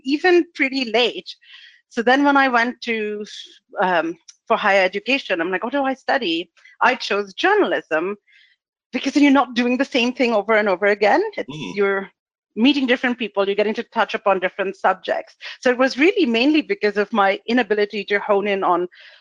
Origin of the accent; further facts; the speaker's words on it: India; moved away; I went to school in India. I was born in India. I spent my childhood there